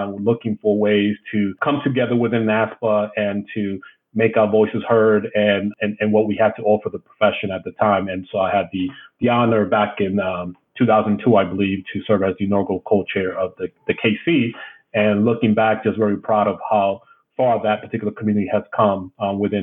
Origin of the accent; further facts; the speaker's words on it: New York City, New York, United States; moved away as an adult; also born or lived in Maine; I grew up in New York City in the South Bronx